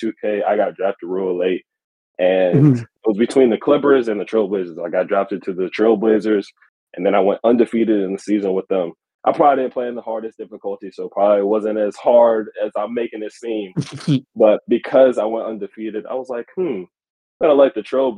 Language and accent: English; Virginia, United States; I'm not from Oregon. I'm actually on the other side of the country in Virginia